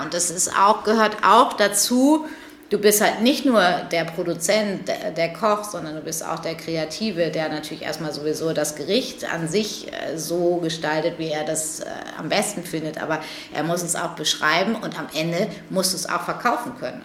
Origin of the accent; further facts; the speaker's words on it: between Paderborn and Bielefeld, North Rhine-Westphalia, Germany; now in Hamburg, Germany; Ich bin ja groß geworden ähm, zwischen Paderborn und Bielefeld